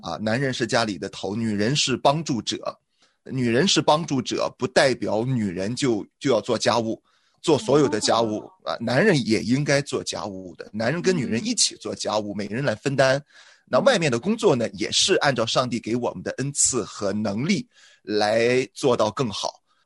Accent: Shandong, China; 我是山东人了，我们山东人一贯都认为男主外，女主内

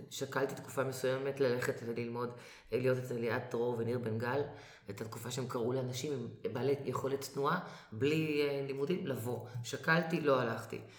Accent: Israel; אנחנו ישראלים, אבל אמרתי, כשהייתי קטנה, כל בית, את נכנסת לבית של, של חברה, חבר, האבא והאימא מדברים או מבטא פולני, או רוסי, או רומני

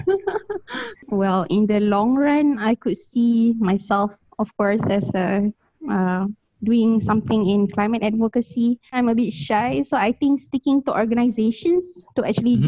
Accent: Kuala Lumpur, Malaysia; first language English; moved away as an adult; also born or lived in Selangor; now in Taiwan; I'm actually originally from Kuala Lumpur

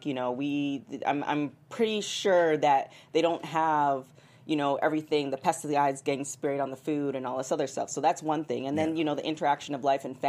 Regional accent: Canada; I'm Canadian

